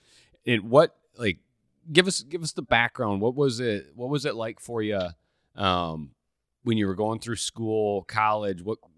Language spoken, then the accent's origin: English; Michigan, United States; I've been a fellow Michigander.